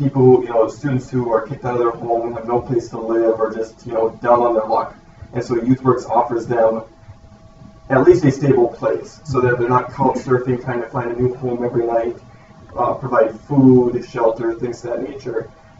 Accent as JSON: {"language": "English", "town": "Lisbon", "region": "North Dakota", "country": "United States", "tie": "born or raised there", "also_born_or_lived": "Bismarck, North Dakota", "said": "I went to high school in Lisbon, North Dakota, graduated there in 2013, and wanted to move as far away as possible from home, and that was Bismarck, North Dakota"}